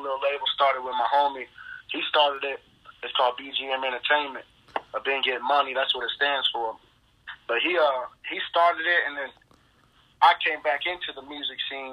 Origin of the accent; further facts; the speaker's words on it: Florida, United States; I'm from Florida